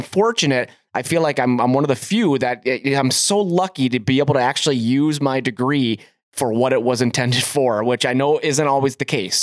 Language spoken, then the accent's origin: English; Cleveland, Ohio, United States; now in Montana, United States; I'm from Cleveland, Ohio originally